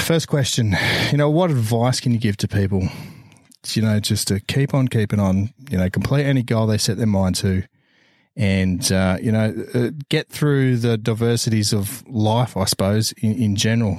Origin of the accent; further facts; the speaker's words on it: Brisbane, Queensland, Australia; now in New South Wales, Australia; I'm New South Welshmen now. I hate it. I'm born and bred in Brisbane, Queensland.